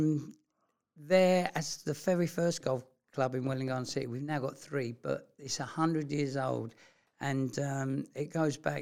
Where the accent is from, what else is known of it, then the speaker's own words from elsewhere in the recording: London, United Kingdom; accent: London; my London accent